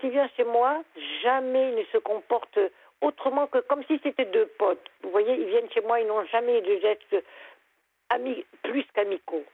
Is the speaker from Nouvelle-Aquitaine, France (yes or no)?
no; Lorraine, Grand Est, France; also born or lived in near Nancy; now in Lorient, France; moi, je suis Lorraine. J'habitais à côté de Nancy. Mais j'ai émigré pour avoir la mer.